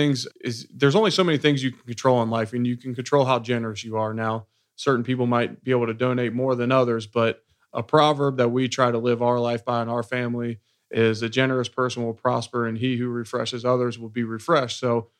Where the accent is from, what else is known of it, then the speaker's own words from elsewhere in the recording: Cincinnati, Ohio, United States; Yeah, so I grew up in Cincinnati, Ohio, working class family.